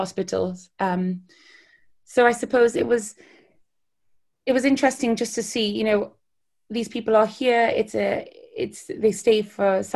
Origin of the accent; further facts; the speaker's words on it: Newcastle upon Tyne, North East England, United Kingdom; moved away as an adult; also born or lived in Edinburgh / Hastings; now in London, United Kingdom; I grew up in Newcastle